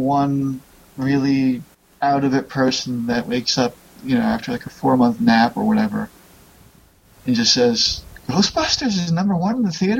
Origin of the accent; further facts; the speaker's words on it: New York, United States; I'm from New York.